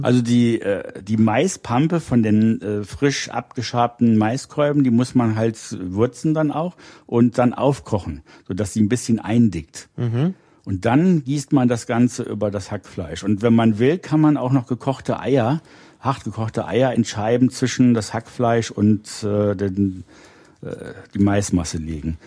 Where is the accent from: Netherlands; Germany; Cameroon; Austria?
Germany; Rhineland; ich bin im Rheinland aufgewachsen